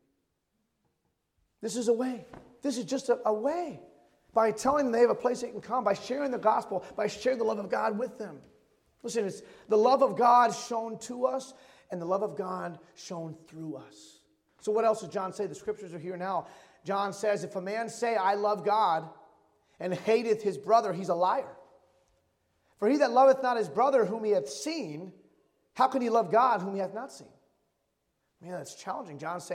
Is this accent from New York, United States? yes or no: no; Michigan, United States; moved away as an adult; It was my first Christmas away from my hometown in Michigan